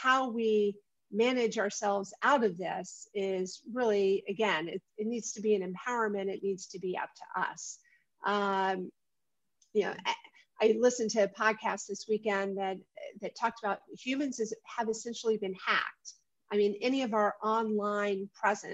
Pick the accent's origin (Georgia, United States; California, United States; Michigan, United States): Georgia, United States; Atlanta; moved away as an adult; also born or lived in Prague; the family I grew up with here in Atlanta